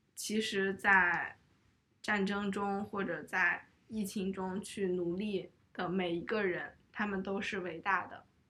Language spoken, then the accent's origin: Chinese; Shanxi, China; 我家乡的物件